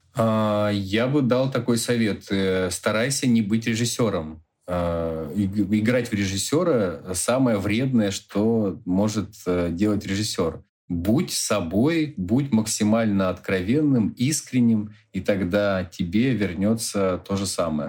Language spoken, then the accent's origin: Russian; Khanty-Mansiysk, Khanty-Mansi Autonomous Okrug, Russia; В Ханты-Мансийске, в моем родном городе